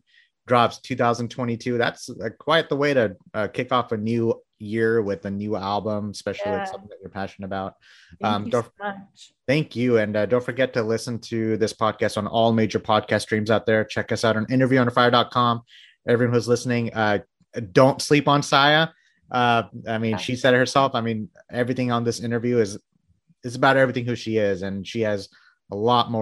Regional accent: Bangladesh; moved away; I'm from Bangladesh

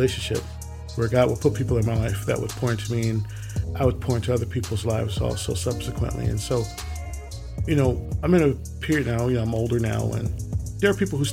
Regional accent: Willingboro, New Jersey, United States; growing up in Willowboro, I lived in a park which y'all usually refer to as subdevelopment or development, called Garfield North Park

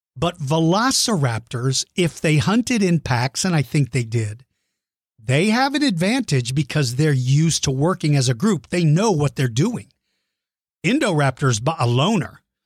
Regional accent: San Antonio, Texas, United States; San Antonio, Texas, my home state and hometown

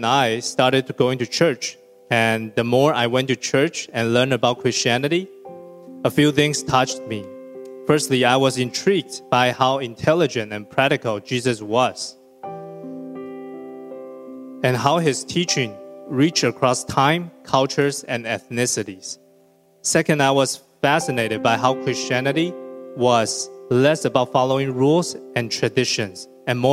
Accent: Taiwan; moved away as an adult; Growing up in Taiwan, when I was little, my parents were hardly ever around

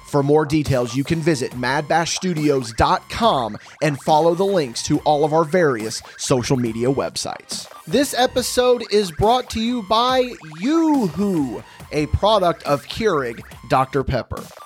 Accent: West Terre Haute, Indiana, United States; West Terre Haute, obviously, it's my hometown and special

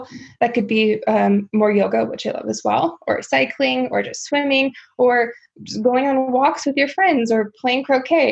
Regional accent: South Dakota, United States; growing up in South Dakota

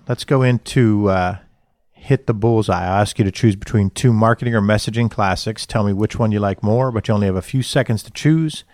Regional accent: Johnstown, Pennsylvania, United States; I'm loyal to the people that I grew up with in Johnstown

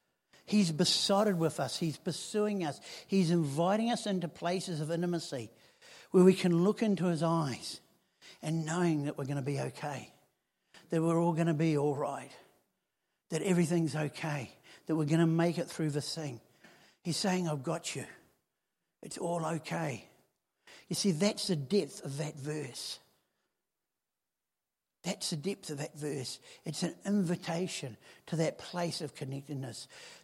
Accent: Helensville, Auckland, New Zealand; I grew up in Helensville, which, you know, it's a one-horse town, and then the horse died, and that was it.

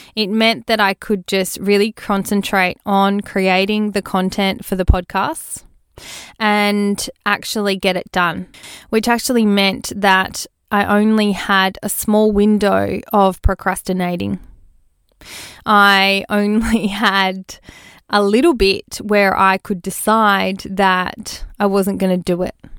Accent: Australia; born or raised there

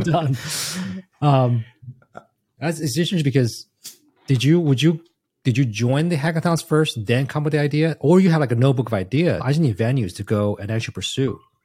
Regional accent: Taiwan; moved away; I grew up in Taiwan

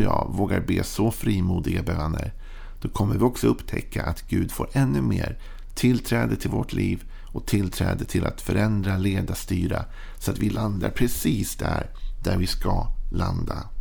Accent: Sweden; att jag är född i Sverige gör ju att jag är påverkad av allt det och mitt tal och mitt prat, mitt sätt att vara

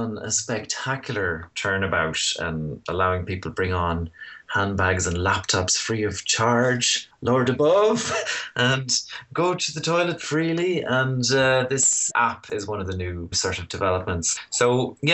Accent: Ballinasloe, Connacht, Ireland; moved away as an adult; also born or lived in Dublin; I was indeed born in the city, Owen, but I grew up in Ballinasloe, County Galway. That's where I went to school.

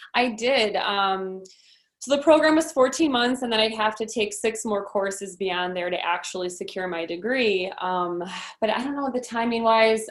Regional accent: Downers Grove, Illinois, United States; also born or lived in Lombard; Downers Grove is where I was born and raised at Good Samaritan Hospital, and I lived there until I was 18.

